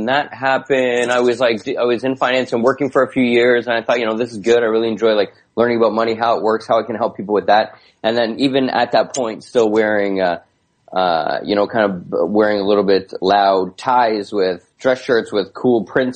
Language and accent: English; Hamilton, Ontario, Canada; I, grew up, born and raised in Hamilton